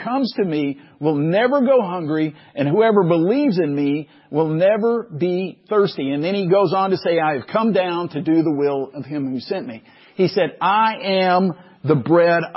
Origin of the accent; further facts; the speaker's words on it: Waco, Texas, United States; growing up in Waco